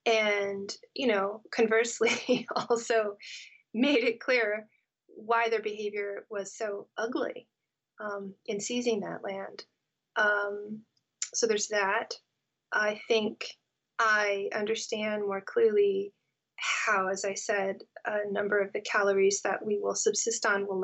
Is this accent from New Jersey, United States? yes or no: no; California, United States; know-it-all American kid growing up in California